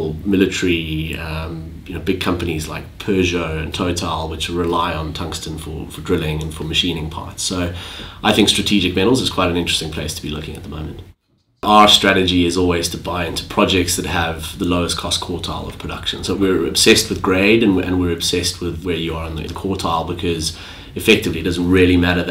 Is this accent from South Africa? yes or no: yes; South Africa; now in London, United Kingdom; I'm originally South African, been in London for a long time